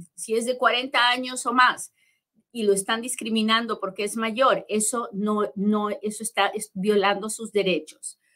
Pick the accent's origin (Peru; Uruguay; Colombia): Peru; now in United States; yo soy bien peruana y hablo bien